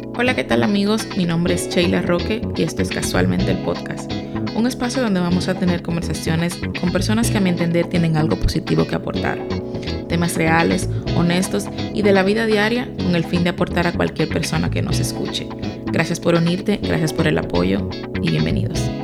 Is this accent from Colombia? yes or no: no; Dominican Republic; now in United States; soy dominicana. Y cuando vine que vine para Estados Unidos